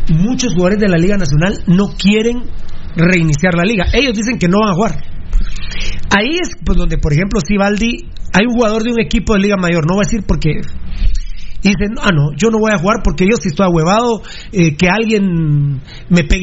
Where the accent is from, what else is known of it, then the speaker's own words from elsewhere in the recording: Guatemala City, Guatemala Department, Guatemala; soy de la Betania, compadre.